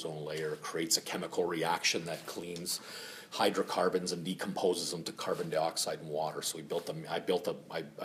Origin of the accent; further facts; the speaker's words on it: Toronto, Ontario, Canada; also born or lived in Finland; I've been here since I was 5 years old. And, you know, I went to, I grew up in Scarborough